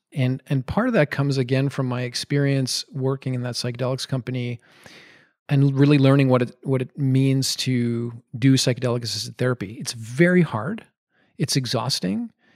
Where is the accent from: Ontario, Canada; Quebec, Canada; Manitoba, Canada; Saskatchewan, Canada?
Quebec, Canada; Montreal; also born or lived in Madison, Wisconsin; came back to my hometown, which is Montreal